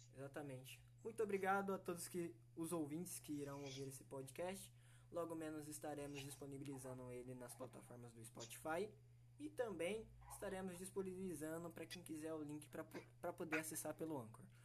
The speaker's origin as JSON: {"language": "Portuguese", "region": "São Paulo", "country": "Brazil", "tie": "born or raised there", "moved": "yes", "lives_now": "Panorama, Brazil", "said": "sou da cidade de Panorama, né? Mas eu nasci em São Paulo."}